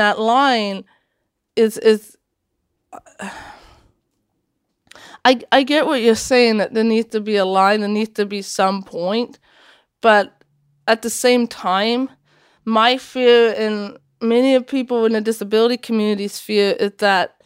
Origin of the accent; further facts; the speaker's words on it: Washington, United States; also born or lived in Latvia; I came to Washington State